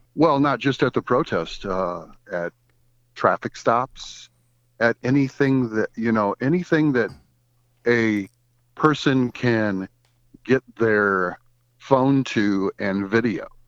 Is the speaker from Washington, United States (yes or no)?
no; Goshen, Indiana, United States; I was born in Goshen, Indiana in nineteen sixty-seven. I spent my life in Goshen, Indiana, went to Goshen Elementary School, went to Goshen High School